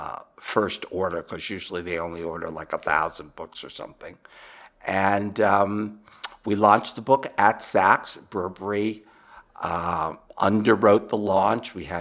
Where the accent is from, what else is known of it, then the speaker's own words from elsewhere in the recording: United States; accent: American; my American accent